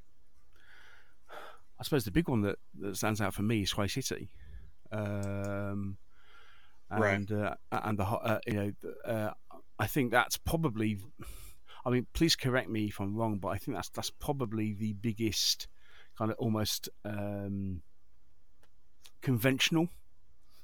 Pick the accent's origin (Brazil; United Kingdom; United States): United Kingdom; I'm a Brit, not an American